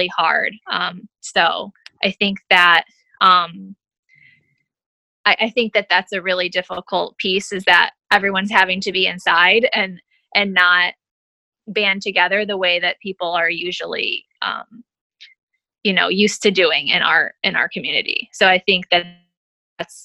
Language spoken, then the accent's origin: English; upstate New York, United States; moved away as an adult; now in Metairie, United States; I'm originally actually from upstate New York. So I was born and raised in upstate New York.